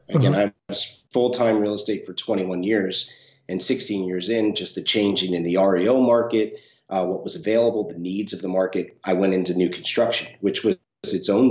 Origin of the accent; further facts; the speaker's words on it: Northeast, United States; also born or lived in California; now in St. Augustine, United States; where I grew up in the Northeast, it was normally a three-month short-term rental market